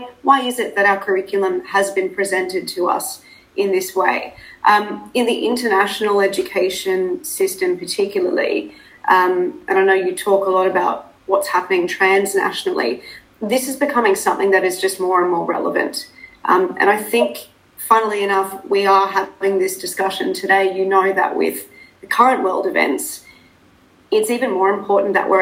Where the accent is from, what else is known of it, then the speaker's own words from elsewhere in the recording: Australia; accent: Australian; moved away as an adult; also born or lived in South Africa; now in Dubai, United Arab Emirates; being South African, so I'm of South African descent. I'm the daughter of immigrant parents who moved to Australia. And I'm, as you can probably hear, I sound a lot more Australian.